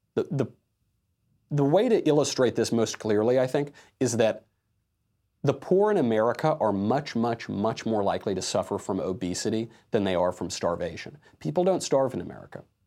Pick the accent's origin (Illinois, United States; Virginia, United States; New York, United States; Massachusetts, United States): New York, United States; I'm from the East Coast, from New York, and of Italian descent